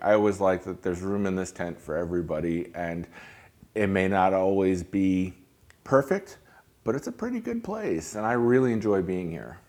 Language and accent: English; Hudson Valley, New York, United States; now in Lake Worth, United States; I grew up in New York, I grew up in the Hudson Valley